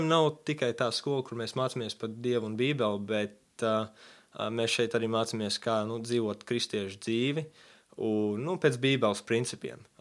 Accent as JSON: {"language": "Latvian", "region": "Texas", "country": "United States", "tie": "born there", "also_born_or_lived": "Latvia", "said": "es piedzimu, pats piedzimu Amerikā, Jā, Teksas štatā. Piedzimu sportista ģimenē."}